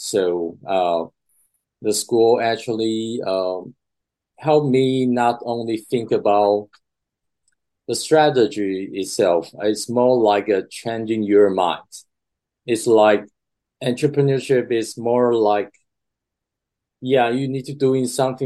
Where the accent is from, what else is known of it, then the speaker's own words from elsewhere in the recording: Taiwan; moved away as an adult; also born or lived in Boston; I grew up in Taiwan